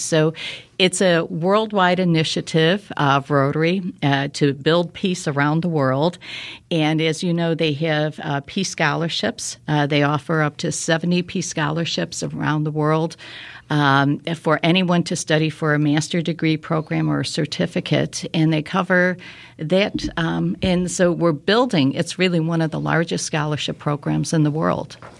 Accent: Chicago, Illinois, United States; moved away as an adult; now in Naperville, United States; I was born and raised in Chicago, uh, lived there for about twenty-five years

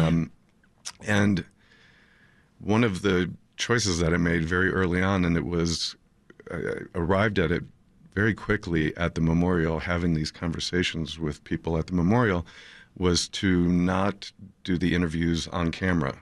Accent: Highland Park, Illinois, United States; I grew up in Highland Park, um, and raised my kids there

